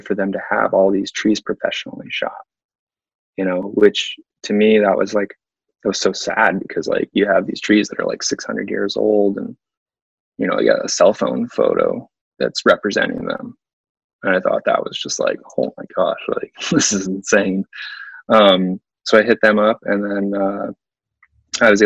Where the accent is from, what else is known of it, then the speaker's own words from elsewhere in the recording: East Coast, United States; growing up on the East Coast